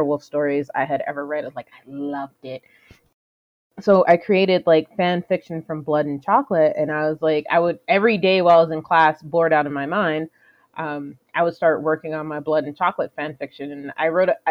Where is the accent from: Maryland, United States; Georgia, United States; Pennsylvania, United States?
Georgia, United States; Atlanta; moved away as an adult; also born or lived in Jersey City, New Jersey / Alabama / Florida; now in Canada; I was born in... Jersey City, New Jersey, and then we moved down to Atlanta